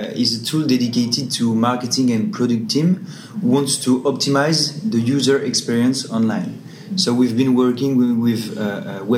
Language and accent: English; Australia; and we want to support them from Singapore because obviously I'm from Australia.